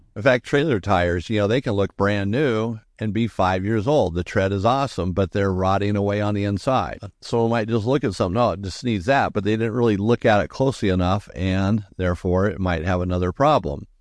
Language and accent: English; Southern California, United States; growing up in Southern California. I mean, I went to Disneyland maybe two times